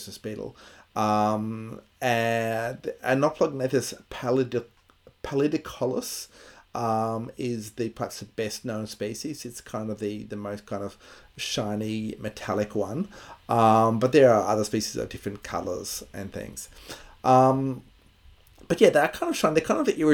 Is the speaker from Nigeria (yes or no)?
no; Bundaberg, Queensland, Australia; I grew up in Bundaberg